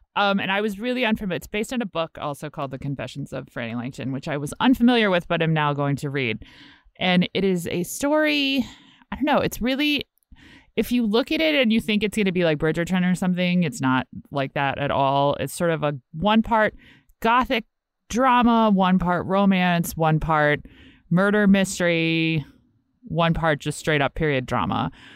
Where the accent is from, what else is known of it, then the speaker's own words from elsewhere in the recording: Richmond, Virginia, United States; I'm actually from Richmond, like, but Virginia